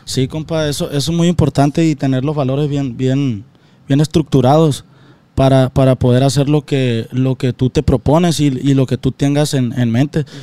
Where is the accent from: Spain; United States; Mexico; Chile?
Mexico; Guasave, Sinaloa; somos de Guasave